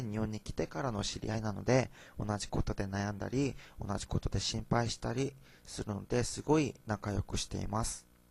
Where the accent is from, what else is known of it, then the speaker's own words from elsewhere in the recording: South Korea; Japanese is a second language; moved away as an adult; now in Japan; 韓国から来た留学生